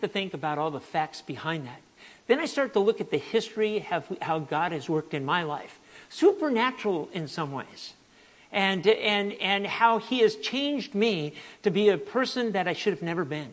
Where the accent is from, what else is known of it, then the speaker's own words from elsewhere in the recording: United States; moved away as an adult; also born or lived in Venezuela / Africa / Asia; I'm from the United States